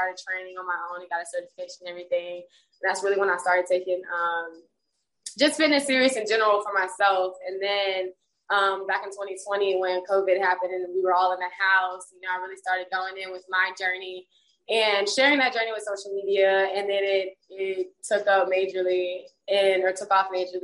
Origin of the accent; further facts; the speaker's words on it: Birmingham, Alabama, United States; moved away as an adult; now in Atlanta, United States; I'm from Birmingham, Alabama. I'm not even from Atlanta. I moved here back in, or last year actually, 2021.